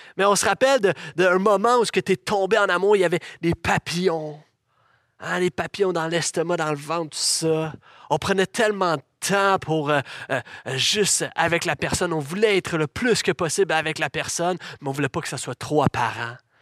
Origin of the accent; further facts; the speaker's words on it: Laval, Quebec, Canada; j'ai grandi dans l'Église, j'ai vécu mon adolescence dans cette Église ici même.